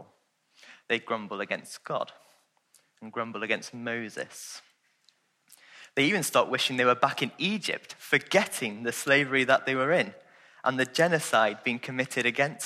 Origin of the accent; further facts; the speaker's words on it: Welsh, Wales, United Kingdom; I'm Welsh